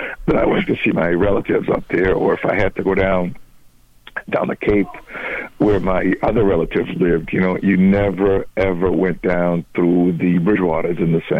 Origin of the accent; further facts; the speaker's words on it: Angola; moved away; because I came from Angola in the early 70s, in a sense, we're in the middle of a civil war